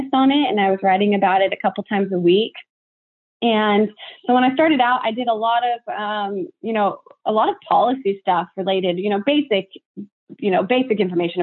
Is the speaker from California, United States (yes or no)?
yes; Tulare, California, United States; I'm from Tulare, California, which is one of the largest, you know, agricultural